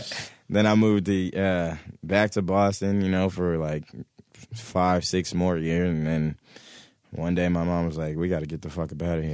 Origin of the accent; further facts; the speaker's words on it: St. Croix, U.S. Virgin Islands; I'm from the Virgin Islands, actually, St. Croix.